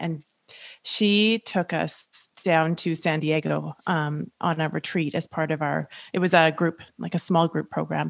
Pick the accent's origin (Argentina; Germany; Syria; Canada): Canada; Julie and I are both Canadian